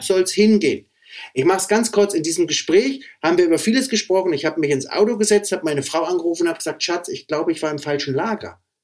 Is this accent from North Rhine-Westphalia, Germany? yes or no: no; Meiningen, Thuringia, Germany; moved away as an adult; now in Erfurt, Germany; ich komme eigentlich aus Meiningen, ne? Ja, genau. Das ist mein, das ist mein Geburtsort